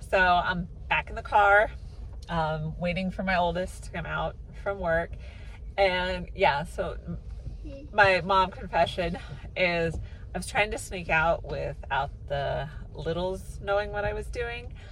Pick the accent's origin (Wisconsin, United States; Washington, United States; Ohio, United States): Washington, United States; Seattle; But for the sake of brevity, I usually just say I grew up in the Seattle area.